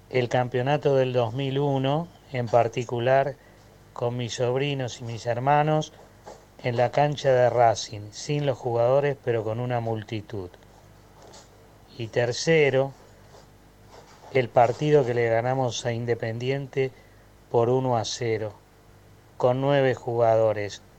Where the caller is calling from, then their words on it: Belgrano, Buenos Aires, Argentina; Hola muchachos, buenas tardes. Soy … de Belgrano.